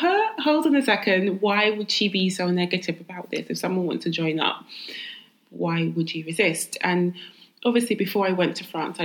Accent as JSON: {"language": "English", "region": "London", "country": "United Kingdom", "tie": "born or raised there", "said": "Jamaican and my dad's family from Barbados. But I was born and raised in London, East London girl."}